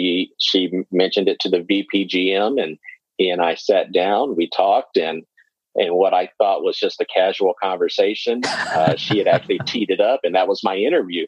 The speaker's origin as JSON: {"language": "English", "town": "Waco", "region": "Texas", "country": "United States", "tie": "born or raised there", "also_born_or_lived": "Killeen, Texas", "said": "I'm originally from Central Texas. So I was born and raised in Waco. I currently live in Killeen, which is probably about 40 minutes southwest, and we're probably about that same distance from the Austin area."}